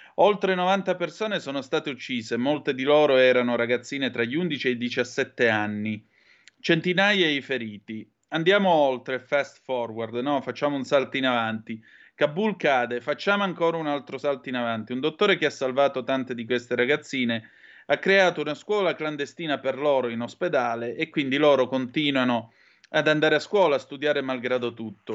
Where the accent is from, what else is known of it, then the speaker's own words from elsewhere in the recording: Southern Italy, Italy; accent: southern Italian dialect; my slang from the southern part of Italy